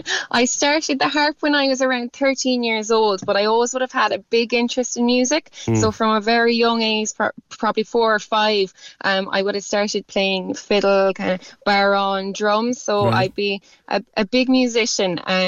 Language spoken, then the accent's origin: English; Ennis, Munster, Ireland; also born or lived in Cork; I'm from Bearfield, so just outside Ennis in County Clare.